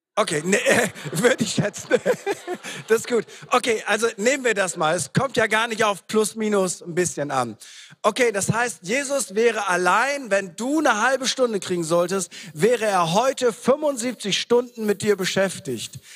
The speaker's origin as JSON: {"language": "German", "area": "East Frisia", "region": "Lower Saxony", "country": "Germany", "said": "wir sind in sich ja schon komisch als Ostfriesen."}